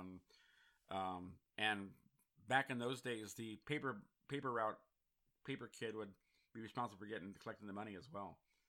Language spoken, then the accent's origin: English; San Francisco, California, United States; I grew up in San Francisco